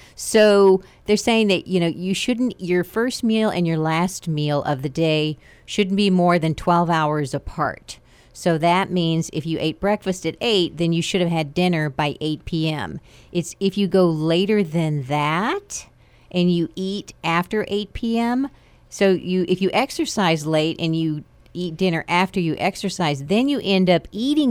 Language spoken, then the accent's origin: English; United States; moved away; I grew up in the Panhandle where it's like high plains.